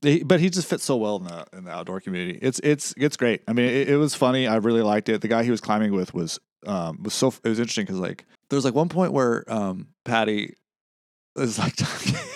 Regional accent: West Coast, United States; I'm from the West Coast.

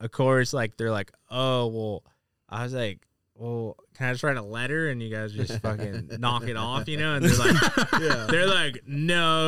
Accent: La Mesa, California, United States; also born or lived in Santee, California; I grew up in La Mesa and then moved out to Santee when I got into high school

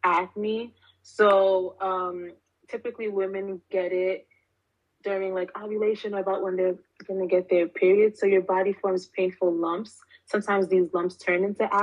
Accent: New York City, New York, United States; born and raised in Brooklyn, New York.

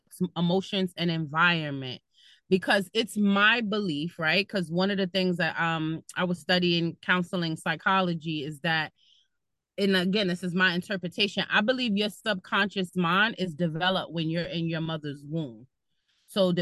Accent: New York City, New York, United States; moved away as an adult; now in Bergen County, United States; I'm originally from Brooklyn and now I live in Bergen County. And what I was taught in the city, like growing up in New York

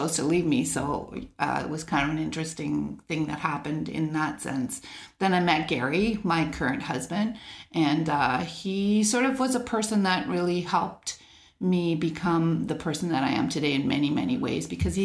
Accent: Canada; also born or lived in England; I grew up in, for the times, it was probably pretty normal childhood in the suburbs. We lived in a half double. We immigrated to Canada from England when I was 4.

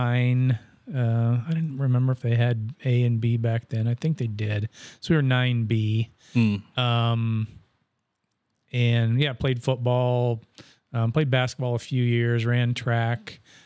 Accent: Bonesteel, South Dakota, United States; Bonestell, South Dakota.

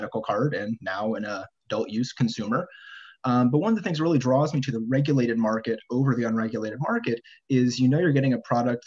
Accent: the Bay Area, California, United States; also born or lived in Santa Cruz, California; growing up in California and the Bay Area.

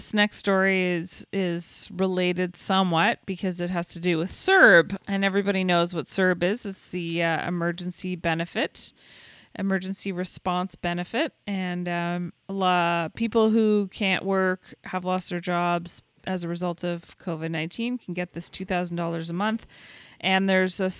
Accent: Canada; I'm Canadian

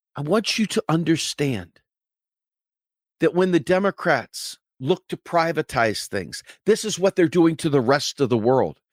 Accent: United States

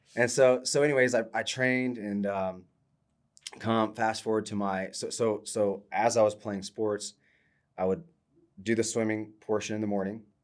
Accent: Ohio, United States; I'm from Ohio, so I was a Michigan fan

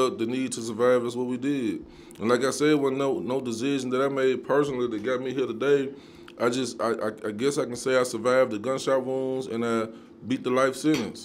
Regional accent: Nashville, Tennessee, United States; I was born and raised in Dodge City, and if you know about that, right, if you know about where I'm from

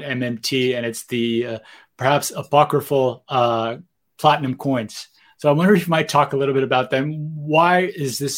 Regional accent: Brazil; moved away; I'm from Brazil originally

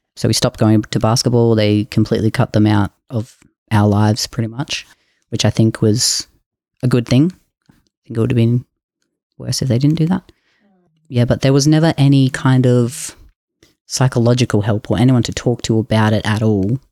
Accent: Jimboomba, Queensland, Australia; I grew up in Queensland in a place called Jimbumba.

